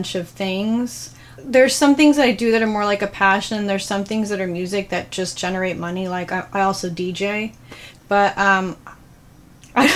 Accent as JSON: {"language": "English", "region": "New York", "country": "United States", "moved": "yes", "lives_now": "Los Angeles, United States", "said": "I'm actually from New York"}